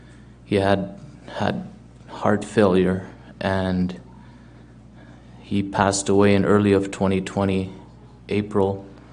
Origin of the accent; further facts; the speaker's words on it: Germany; now in Steinbach, Canada; I currently live in the Steinbeck area, and previously I moved to Canada from Germany back in 2006.